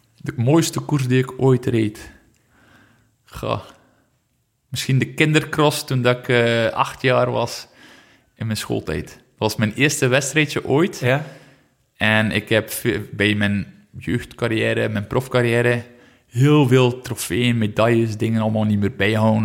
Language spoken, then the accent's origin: Dutch; Flanders, Belgium; als Vlaming